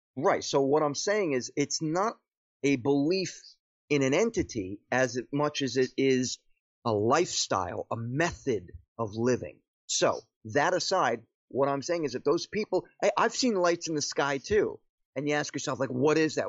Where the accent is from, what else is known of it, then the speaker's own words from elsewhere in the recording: Paterson, New Jersey, United States; moved away as an adult; born and raised in Patterson, New Jersey